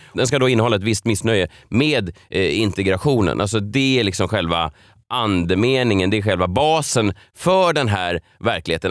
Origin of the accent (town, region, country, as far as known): Stockholm, Stockholm County, Sweden; born or raised there